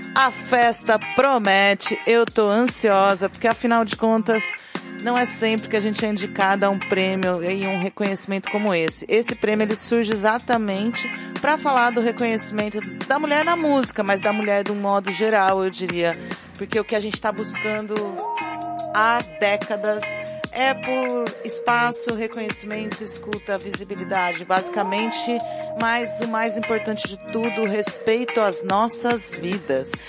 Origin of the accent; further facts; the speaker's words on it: São Carlos, São Paulo, Brazil; now in Recife, Brazil; lá em São Carlos, na minha terra natal